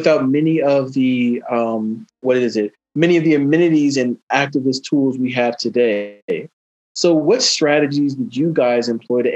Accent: Georgia, United States; my home state of Georgia

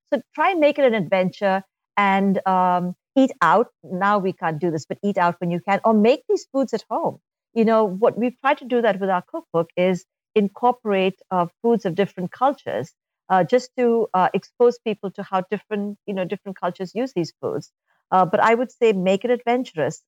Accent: India; moved away; I'm, I'm from India uh, originally

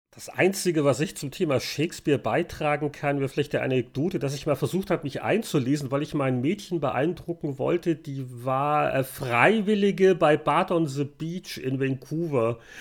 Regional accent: Bavaria, Germany; now in Victoria; bei uns in Bayern

